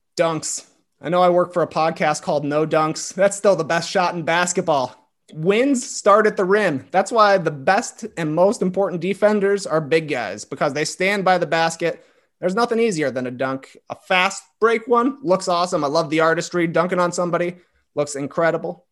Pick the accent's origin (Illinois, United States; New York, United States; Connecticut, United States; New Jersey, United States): Illinois, United States; Plano; I grew up, like, forty-five minutes outside of Chicago. The town is called Plano, Illinois